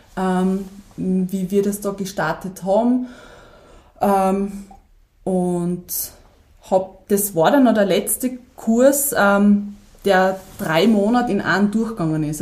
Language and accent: German; Weiz, Styria, Austria; also born or lived in Kumberg; ursprünglich komme ich eigentlich aus Weiz, ja, das ist jetzt von dort 20 Minuten entfernt. Ähm, bin sehr ländlich aufgewachsen